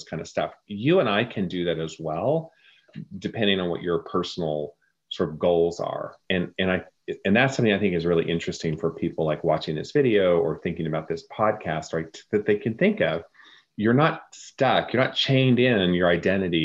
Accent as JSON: {"language": "English", "region": "Oklahoma", "country": "United States", "tie": "born or raised there", "also_born_or_lived": "Texas", "said": "Yes, I was born in Texas. I was raised in Oklahoma."}